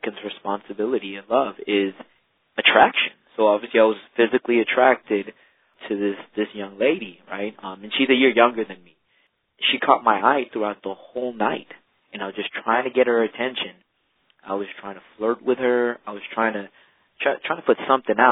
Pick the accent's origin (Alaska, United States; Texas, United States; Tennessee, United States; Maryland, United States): Texas, United States; Houston; I am a native Houstonian. We're proud Texan